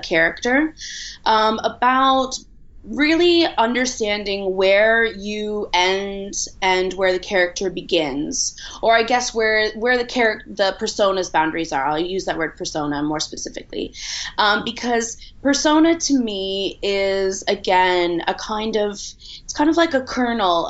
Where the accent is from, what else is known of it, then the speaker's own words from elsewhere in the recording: a small town outside Toronto, Ontario, Canada; moved away as an adult; now in London, United Kingdom; I'm originally from Canada, from a small town outside Toronto, but I've been in London for almost 10 years.